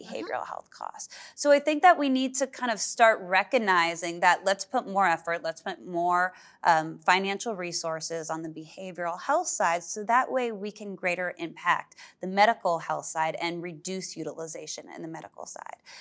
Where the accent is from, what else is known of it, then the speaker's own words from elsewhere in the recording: Berkeley, California, United States; moved away; I grew up in Berkeley, California